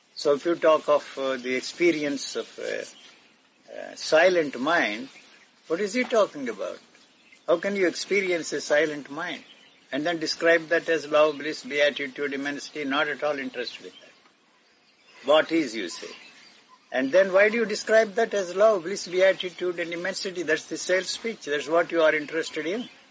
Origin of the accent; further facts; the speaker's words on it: Gudivada, Andhra Pradesh, India; The place where I grew up in Andhra is called Gudiwada